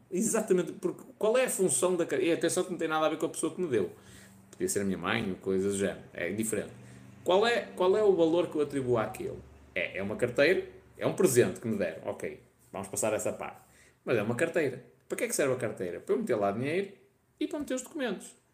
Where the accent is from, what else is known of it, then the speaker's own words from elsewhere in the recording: Vila Nova de Gaia, Norte, Portugal; also born or lived in Porto; Sou de Gaia, nascida no Porto. Ainda no outro dia estive em Gaia.